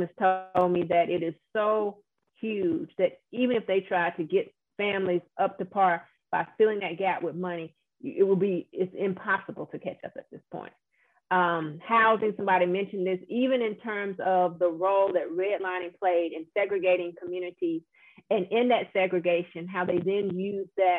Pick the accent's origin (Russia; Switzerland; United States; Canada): United States; Louisiana; my home state of Louisiana